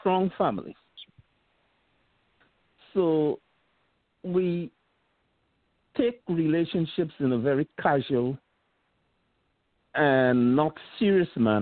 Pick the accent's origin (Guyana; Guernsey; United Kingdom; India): Guyana; also born or lived in Queens, New York; now in New York, United States; I am originally from Guyana